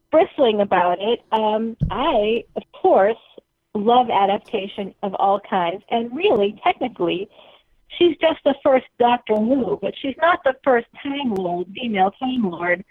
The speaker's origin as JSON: {"language": "English", "town": "Boston", "region": "Massachusetts", "country": "United States", "accent": "Boston", "said": "my Boston accent"}